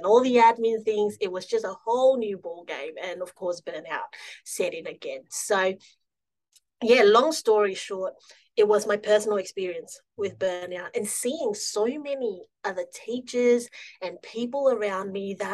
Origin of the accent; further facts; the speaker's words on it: Singapore; now in Melbourne, Australia; I grew up in Singapore, moved here to Australia about almost 15 years ago now